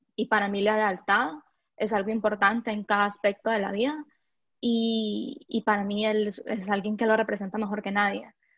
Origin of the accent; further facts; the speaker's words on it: Honduras; also born or lived in Guatemala; soy hondureña